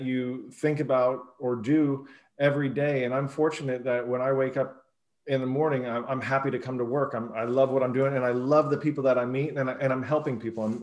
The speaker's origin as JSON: {"language": "English", "region": "Northern California", "country": "United States", "tie": "born or raised there", "lives_now": "San Diego, United States", "said": "I grew up in Northern California and I moved to San Diego to go to college"}